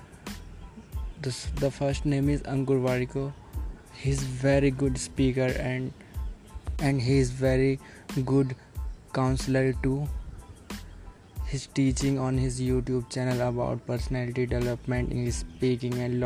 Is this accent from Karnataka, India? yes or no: no; Delhi, India; English is a second language; I am from Delhi